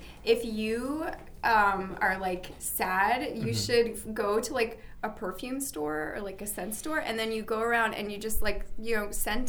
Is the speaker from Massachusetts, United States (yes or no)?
yes; Boston, Massachusetts, United States; now in New York, United States